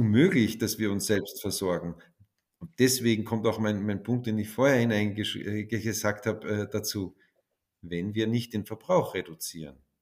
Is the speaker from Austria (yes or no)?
yes; Austria; als Österreicher